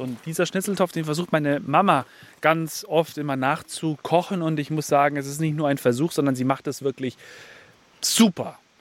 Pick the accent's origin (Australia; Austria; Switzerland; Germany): Germany; Bayerisch Gmain, Bavaria; moved away; Ich bin ja in Bayerisch Main groß geworden. Bayerisch Main ist so ein kleines Dorf nebendran